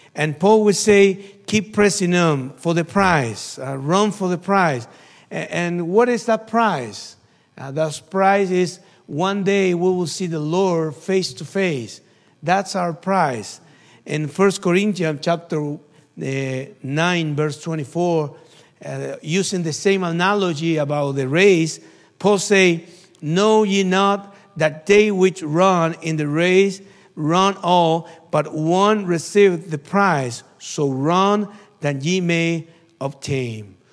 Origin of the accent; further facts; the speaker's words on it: Argentina; from Argentina. missionary in Argentina